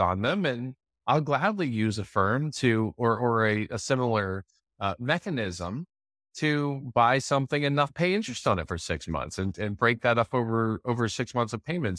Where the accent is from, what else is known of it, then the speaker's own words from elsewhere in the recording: United States; I'm an American